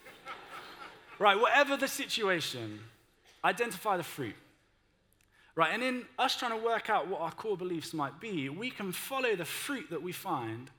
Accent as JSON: {"language": "English", "country": "United Kingdom", "said": "we're too British for"}